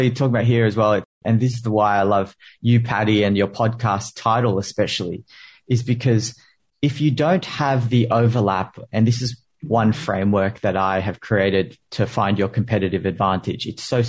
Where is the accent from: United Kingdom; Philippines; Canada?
Philippines; I'm a Filipino immigrant.